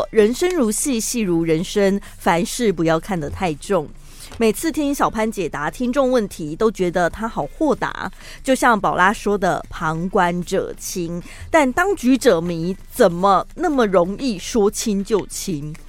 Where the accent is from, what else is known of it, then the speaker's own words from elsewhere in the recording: United States; Chinese is a second language; 他他也有听出我是个老美